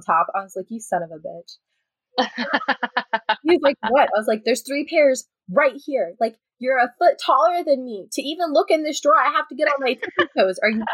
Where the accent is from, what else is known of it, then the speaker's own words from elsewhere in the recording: Midwest, United States; moved away as an adult; We're from the Midwest where bugs and animals go away for like 6 months out of the year.